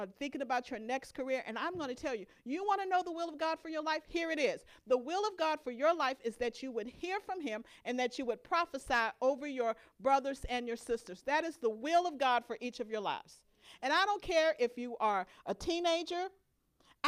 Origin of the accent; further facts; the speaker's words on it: Louisiana, United States; My growing up in Louisiana, we had a fig tree in our backyard